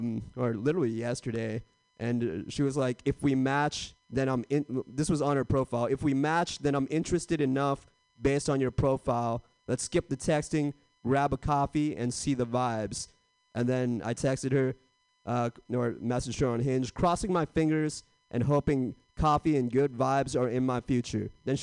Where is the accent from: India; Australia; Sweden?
India; now in United States; I'm Indian, if you couldn't tell, and I like being Indian, but I feel like I missed the prime time to be Indian in America.